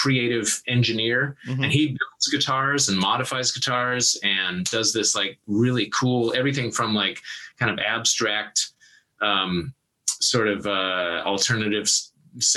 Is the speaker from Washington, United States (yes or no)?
yes; Yarrow Point, east of Seattle, Washington, United States; I grew up across Lake east of Seattle in a little tiny town called the Arrow Point, which is kind of part of Ballew, which is like the other side of Lake Washington from Seattle